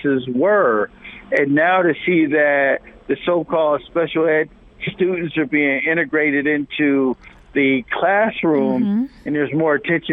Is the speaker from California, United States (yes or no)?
no; Rochester, New York, United States; I grew up in Rochester, New York